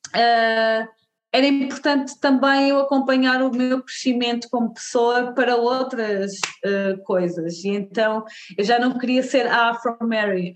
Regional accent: Portugal; nasci em Portugal, sou uma mulher negra, uh, os meus pais são da Guiné-Bissau, uh, mas pronto, eu nasci aqui em Portugal

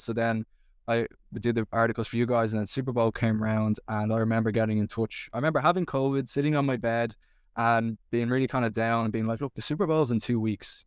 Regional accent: Dublin, Leinster, Ireland; growing up in Dublin

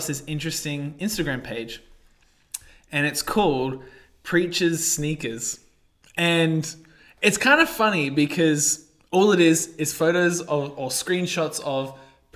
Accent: Australia; I guess my heritage is European, but I'm pretty Aussie

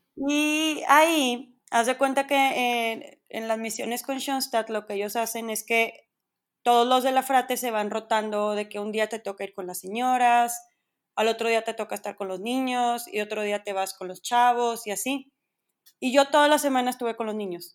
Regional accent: Monterrey, Nuevo León, Mexico; soy regia 100%, aquí nací, aquí crecí

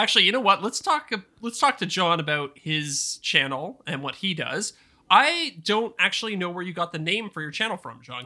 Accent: Canada; accent: Canadian; my Canadian accent

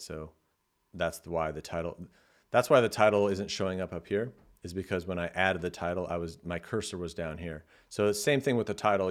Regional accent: California, United States; I'm from California, so I say like a lot.

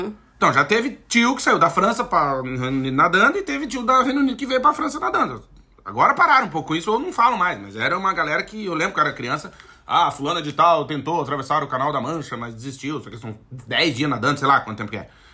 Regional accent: Alegrete, Rio Grande do Sul, Brazil; moved away; lá onde eu nasci, no Alegrete, na fronteira lá tal

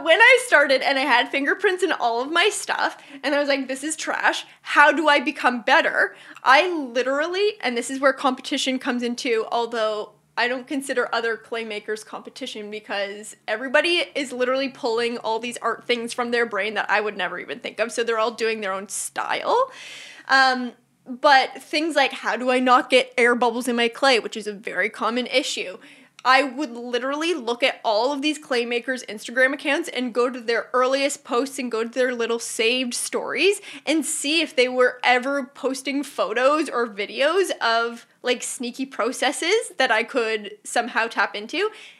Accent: Burlington, Ontario, Canada; Burlington, Ontario.

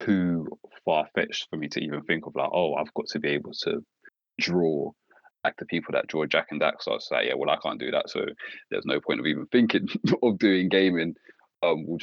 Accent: London, United Kingdom; I'm from Walthamstow, lived there all my life

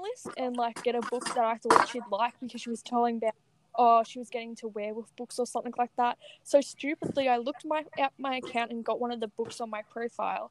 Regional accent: Australia; I'm from Australia.

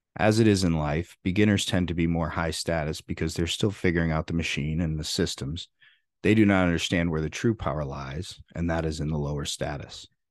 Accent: Freeport, Illinois, United States; There weren't many truly rich people where I grew up in Freeport, Illinois

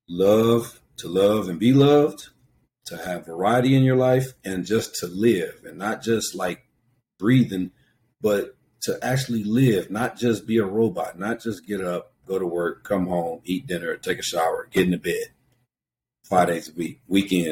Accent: Venice, California, United States; Our little neighborhood, I'm from Venice

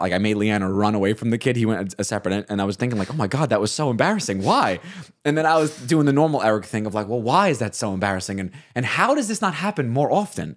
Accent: Staten Island, New York, United States; As a Staten Islander

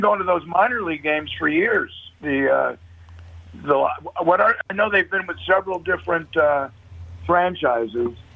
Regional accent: Thousand Oaks, California, United States; I grew up out in Thousand Oaks, California.

